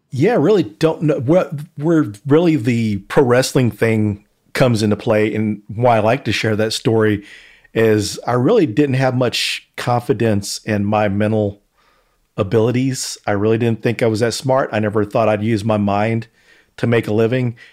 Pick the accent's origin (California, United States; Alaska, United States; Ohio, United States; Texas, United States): Texas, United States; Denton; my hometown of Denton, Texas.